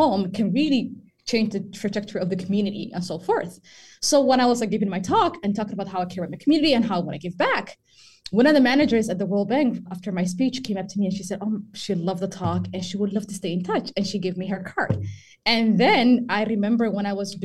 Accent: Somaliland, Somalia; moved away; I am from East Africa, Somaliland

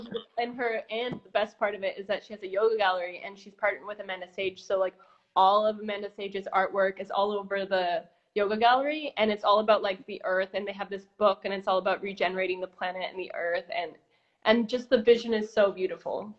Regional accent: Brampton, Ontario, Canada; moved away; also born or lived in Costa Rica / California; I was born in Brampton, outside of Toronto

